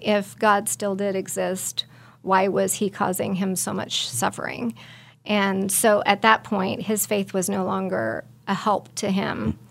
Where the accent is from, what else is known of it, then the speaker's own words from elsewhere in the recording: Belle Plaine, Kansas, United States; I'm from Belle Plaine, Kansas